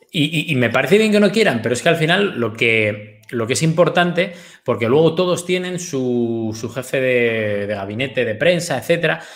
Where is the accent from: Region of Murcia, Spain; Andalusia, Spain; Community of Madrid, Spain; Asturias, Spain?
Asturias, Spain; Gijón; yo soy de Gijón y tal, pero eh, los de Gijón tenemos un poco de carácter también